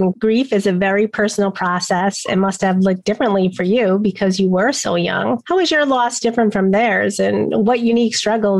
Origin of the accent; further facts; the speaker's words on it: New York, United States; As a New Yorker